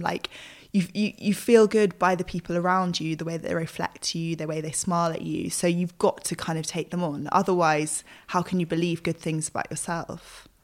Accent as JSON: {"language": "English", "country": "United Kingdom", "said": "as British people"}